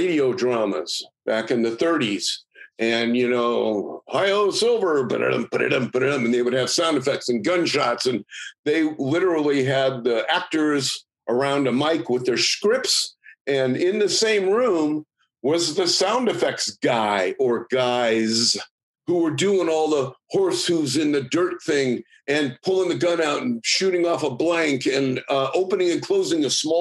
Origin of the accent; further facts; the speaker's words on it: San Francisco, California, United States; I was in high school and I grew up in San Francisco